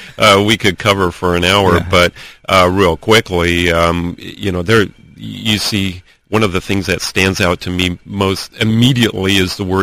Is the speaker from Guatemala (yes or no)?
yes; Antigua Guatemala, Sacatepéquez, Guatemala; moved away; the farm where I grew up in Guatemala, my family's farm in Antigua, Guatemala